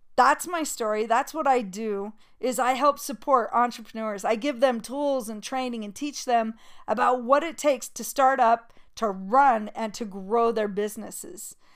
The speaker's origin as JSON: {"language": "English", "region": "Utah", "country": "United States", "tie": "born or raised there", "also_born_or_lived": "New York", "moved": "as an adult", "said": "I grew up in Utah"}